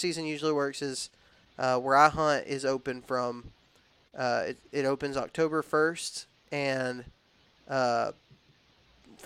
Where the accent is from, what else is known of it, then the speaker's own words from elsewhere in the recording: Texas and Alabama, United States; I was raised in the South. I was raised in Texas and in Alabama